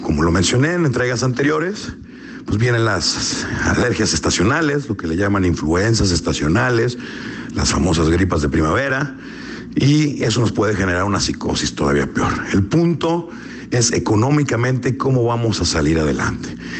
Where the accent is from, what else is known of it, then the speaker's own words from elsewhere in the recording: Mexico; como mexicanos